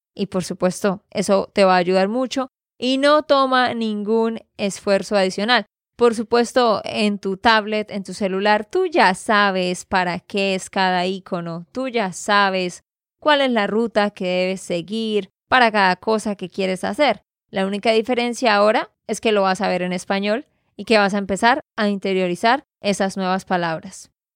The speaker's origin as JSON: {"language": "Spanish", "region": "Santander", "country": "Colombia", "said": "de Santander, Colombia"}